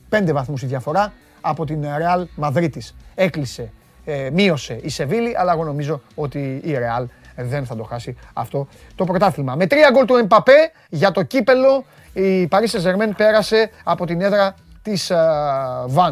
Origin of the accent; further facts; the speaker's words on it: Corfu, Ionian Islands, Greece; Βέβαια. Από, από την πατρίδα μου.